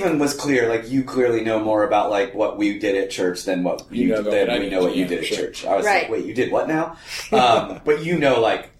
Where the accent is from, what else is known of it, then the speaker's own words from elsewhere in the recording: Maine, United States; I'm from Maine, you fuckers.